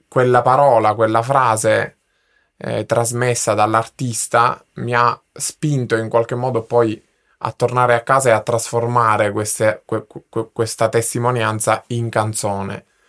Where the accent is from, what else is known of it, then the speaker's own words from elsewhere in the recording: Sicily, Italy; now in Milan, Italy; nella mia terra, nella, nella mia Sicilia